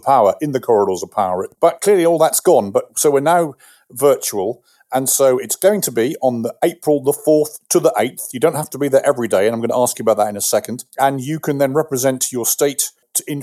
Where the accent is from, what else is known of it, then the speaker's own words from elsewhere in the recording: London, United Kingdom; moved away as an adult; also born or lived in Virginia; now in United States; being an Englishman, having come from London